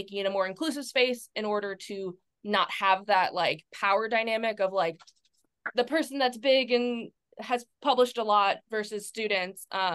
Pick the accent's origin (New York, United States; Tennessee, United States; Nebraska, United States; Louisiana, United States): Louisiana, United States; near New Orleans; New Orleans, 2017. I went because it was really close to my hometown